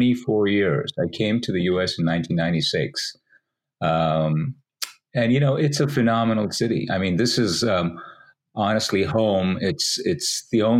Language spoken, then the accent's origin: English; India; moved away as an adult; also born or lived in Delhi / Pune / Mumbai / Oxford; I was born and raised in India